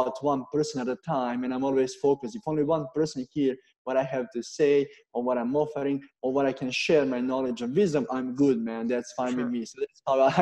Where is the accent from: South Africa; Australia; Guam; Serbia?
Serbia; moved away as an adult; also born or lived in Canada; I'm coming from Serbia